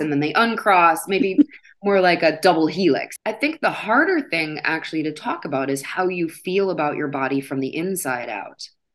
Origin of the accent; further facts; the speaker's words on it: Midwest, United States; I grew up in the Midwest